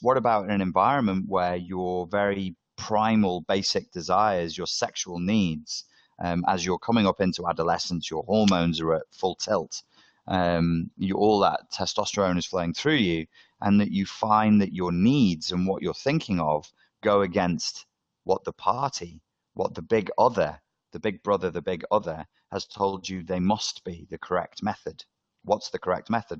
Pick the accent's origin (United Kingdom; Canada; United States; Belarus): United Kingdom; Liverpool, North West England; I'm from Liverpool. I'm from the North.